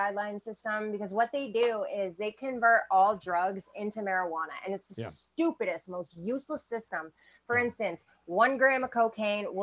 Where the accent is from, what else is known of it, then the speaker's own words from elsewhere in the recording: Maine, United States; I grew up in Maine